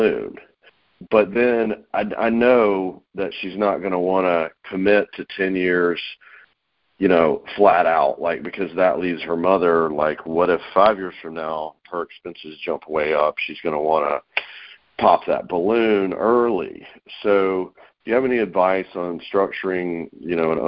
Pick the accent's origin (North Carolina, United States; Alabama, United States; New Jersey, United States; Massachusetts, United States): North Carolina, United States; now in Atlanta, United States; I'm in Atlanta, Georgia, originally from North Carolina, but I've been in Atlanta 20 years